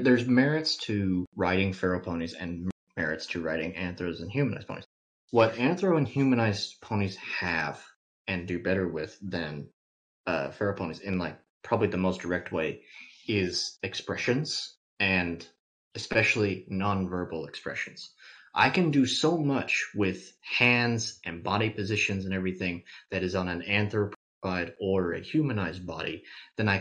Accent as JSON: {"language": "English", "region": "Kentucky", "country": "United States", "said": "I'm from Kentucky"}